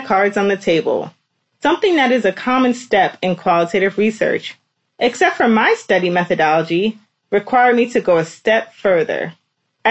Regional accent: New York City, New York, United States; I'm originally from New York City.

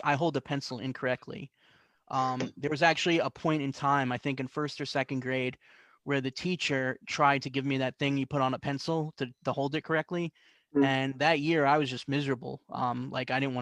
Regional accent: New Jersey, United States; also born or lived in Canarsie, Brooklyn, New York / Flushing, Queens, New York; when I was about 8 or 9 years old, I moved to Central Jersey

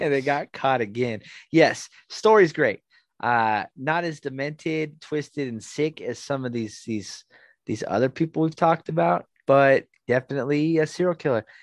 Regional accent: Southern California, United States; I'm also from Southern California

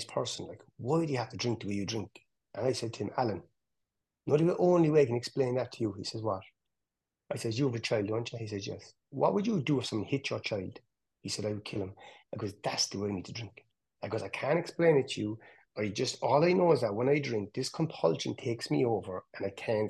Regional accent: Cork, Munster, Ireland; where I grew up in Hollyville

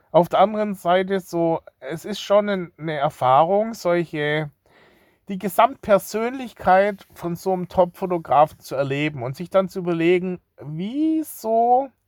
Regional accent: Baden-Württemberg, Germany; Als Schwabe ist man da nicht gerade äh, profiliert.

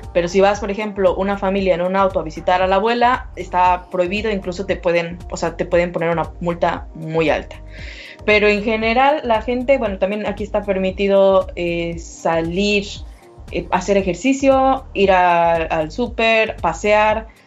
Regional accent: Mexico; moved away as an adult; now in Berlin, Germany; soy mexicana antes que nada, eh, y, pero vivo actualmente en Berlín

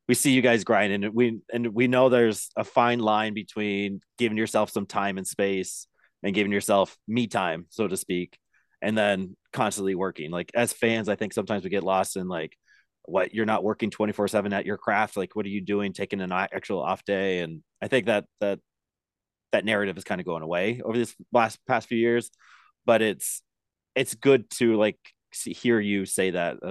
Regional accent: Nebraska, United States; I grew up in Nebraska

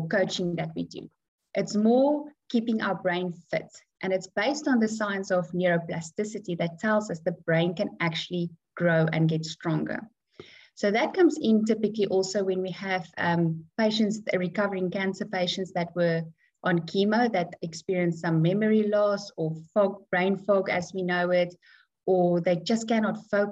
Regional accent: South Africa; moved away as an adult; now in Dubai, United Arab Emirates; I come from South Africa. We moved to Dubai for about 5 years ago, so we are in Dubai now.

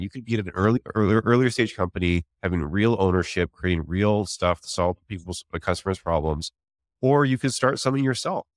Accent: Canada; moved away as an adult; also born or lived in Vancouver; now in San Francisco, United States; I'm actually Canadian as well. I moved from Vancouver to San Francisco

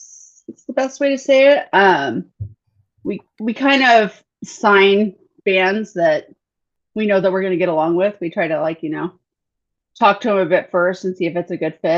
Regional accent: Northern California, United States; I am from Northern California, so like 45 minutes north of Sacramento, kind of like in farm country, nowhere land.

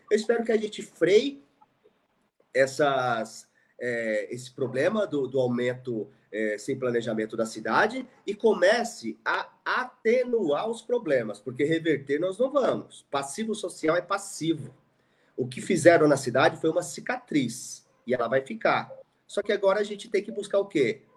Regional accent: Suzano, São Paulo, Brazil; eu morei no Parque Maria Helena e jogava bola na rua

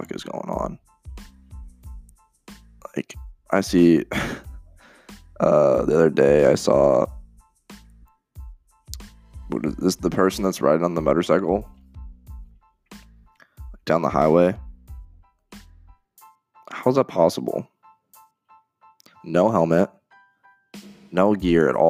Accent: Iowa, United States; I'm from Iowa, and growing up, I was a Rams fan

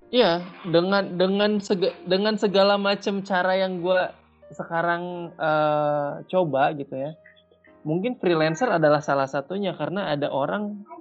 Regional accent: West Java, Indonesia; Kita sebagai orang Sunda, kita sebagai orang di Indonesia.

